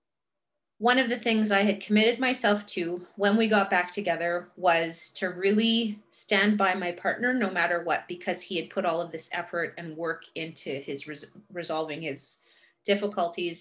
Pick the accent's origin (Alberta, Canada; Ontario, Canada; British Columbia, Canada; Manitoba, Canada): Ontario, Canada; Marathon; also born or lived in Thunder Bay, Ontario / Biigtigong Nishnaabeg; the hometown of Marathon, my hometown